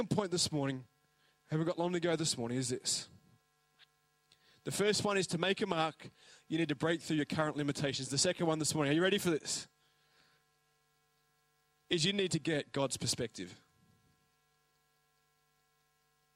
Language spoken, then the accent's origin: English; Australia; now in New Zealand; I'm an Aussie, but Parapara Umu.